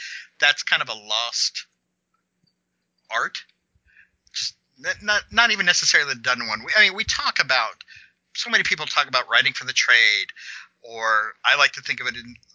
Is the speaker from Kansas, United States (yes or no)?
yes; Kansas, United States; I'm from Kansas.